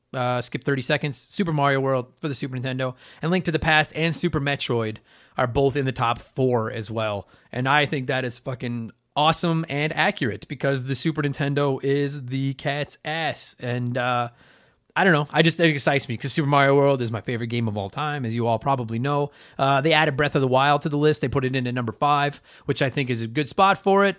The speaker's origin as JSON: {"language": "English", "town": "Edmonton", "region": "Alberta", "country": "Canada", "tie": "born or raised there", "said": "my hometown"}